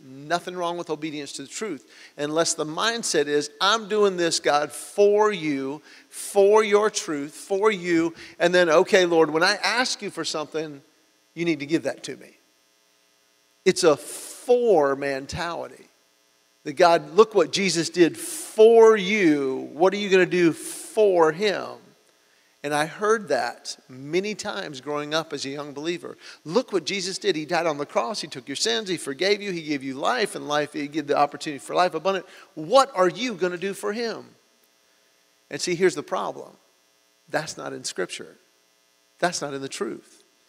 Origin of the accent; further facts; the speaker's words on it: Georgia, United States; we're from Georgia